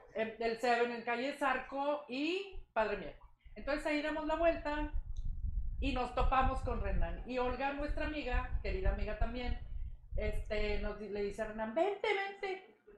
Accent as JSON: {"language": "Spanish", "town": "Monterrey", "region": "Nuevo León", "country": "Mexico", "tie": "born or raised there", "also_born_or_lived": "Matamoros", "said": "Nací en Monterrey, este, soy la mayor de tres hijos"}